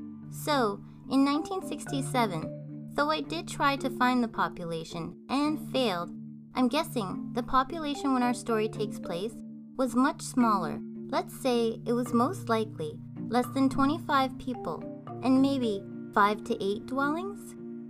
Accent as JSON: {"language": "English", "country": "Canada"}